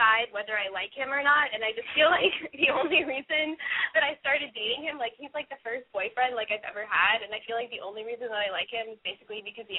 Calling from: Austin, Texas, United States; I'm calling with my friend …, and we're from Austin, Texas, and we're both 19.

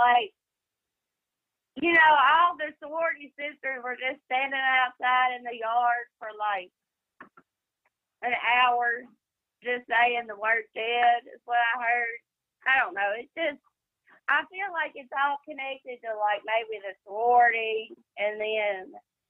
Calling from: Mississippi, United States

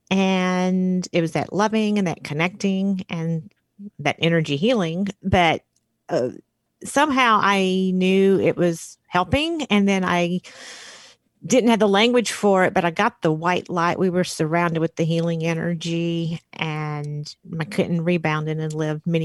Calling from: Arch Cape, Oregon, United States; I am in Arch Cape, Oregon right now

